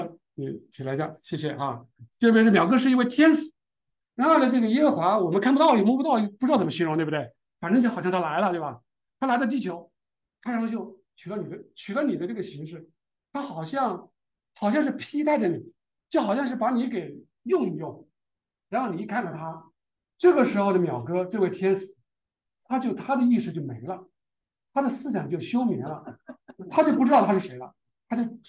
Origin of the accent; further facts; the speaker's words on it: China; 也就是我们中国人智慧可能冥冥中有这么概念哈